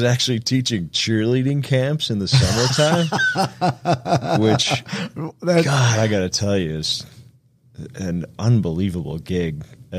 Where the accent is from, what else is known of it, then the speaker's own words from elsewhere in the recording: Colorado, United States; moved away as an adult; I grew up in Colorado and came out here.